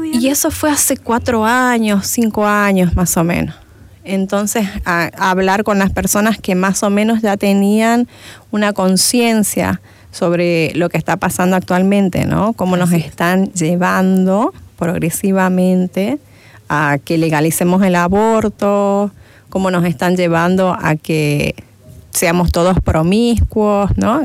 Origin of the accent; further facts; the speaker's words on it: Argentina; moved away as an adult; now in Santa Cruz de la Sierra, Bolivia; Yo vengo de Argentina, en Argentina hice lo que es primaria, secundaria, parte de la universidad. Después, eh, por el problema económico que había en Argentina, volví a mi tierra, ¿no? Soy cruceña